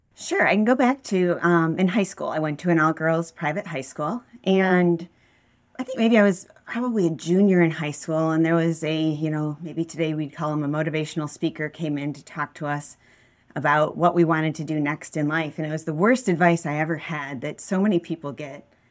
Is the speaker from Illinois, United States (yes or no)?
no; West Bloomfield, Michigan, United States; I grew up in West Bloomfield